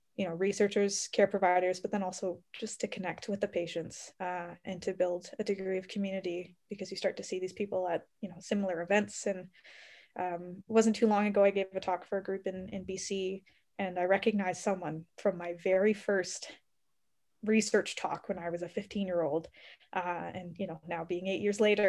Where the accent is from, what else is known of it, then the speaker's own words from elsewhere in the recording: Ontario, Canada; moved away as an adult; now in Calgary, Canada; I grew up in Ontario, so all over Ontario